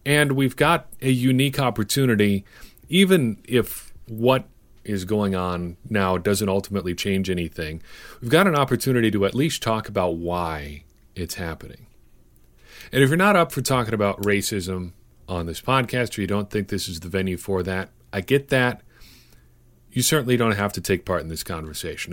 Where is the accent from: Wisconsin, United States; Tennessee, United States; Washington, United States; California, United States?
Wisconsin, United States; Cedar Grove; I did not see a black person in my hometown until I was probably eight or nine years old